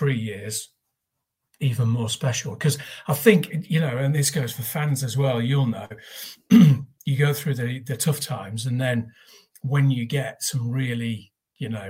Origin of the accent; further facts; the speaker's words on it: North East England, United Kingdom; moved away as an adult; also born or lived in Manchester; now in Nottingham, United Kingdom; I went to school in the northeast